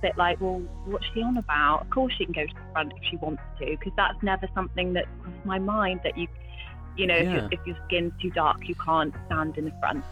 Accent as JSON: {"language": "English", "region": "England", "country": "United Kingdom", "also_born_or_lived": "India", "said": "I'm English"}